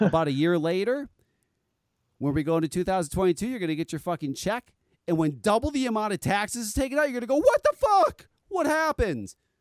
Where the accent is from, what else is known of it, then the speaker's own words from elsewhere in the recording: East Coast, United States; I'm from the East Coast